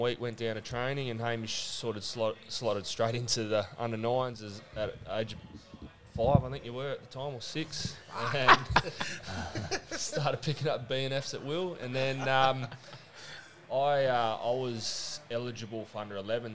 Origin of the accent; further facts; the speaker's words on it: Glenelg, South Australia, Australia; we grew up down in Glenelg